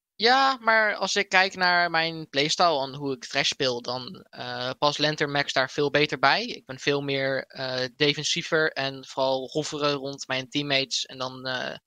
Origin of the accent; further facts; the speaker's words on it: IJsselstein, Utrecht, Netherlands; hier in eh, IJsselstein, waar ik vandaan kom